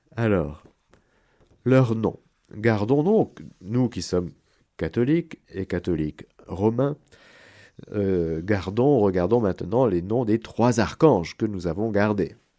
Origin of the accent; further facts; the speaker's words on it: France; pour nous Français